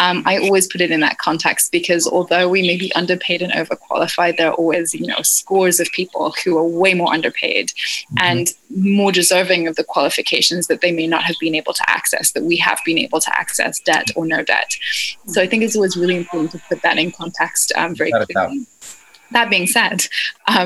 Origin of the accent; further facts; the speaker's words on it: Scotland, United Kingdom; now in United States; I come from Scotland, where you basically join a union at birth